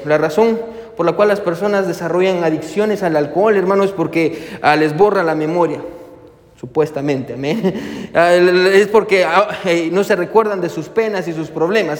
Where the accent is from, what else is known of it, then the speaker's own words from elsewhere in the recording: Guatemala; moved away; nosotros somos de Guatemala